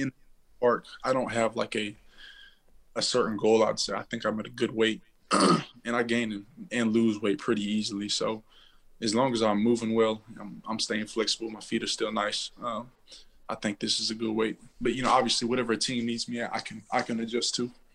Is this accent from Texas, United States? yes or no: yes; Waco, Texas, United States; also born or lived in Fort Hood / Houston; I was born in Texas, raised in Texas, um, Central Texas, Waco